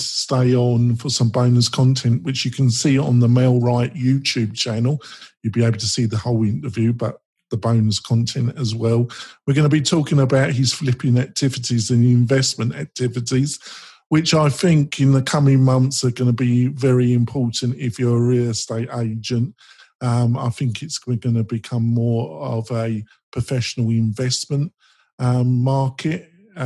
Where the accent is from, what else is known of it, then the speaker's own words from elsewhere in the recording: England, United Kingdom; accent: English; my English accent